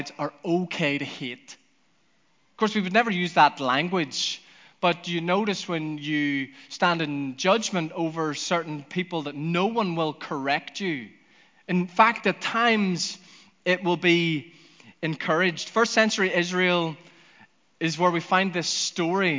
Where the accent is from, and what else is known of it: Northern Ireland, United Kingdom; also born or lived in United States